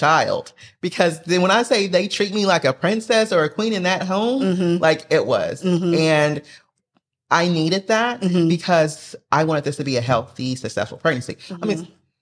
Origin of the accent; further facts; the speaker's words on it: Oklahoma, United States; moved away as an adult; now in Maryland, United States; I'm originally from Oklahoma